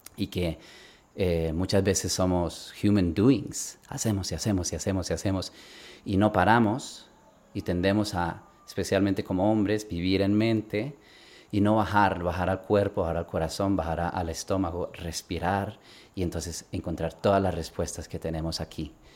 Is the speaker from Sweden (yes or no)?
yes; Sweden; also born or lived in Bogotá, Colombia / Barcelona, Spain; nos fuimos con mi familia a Suecia, yo crecí en Suecia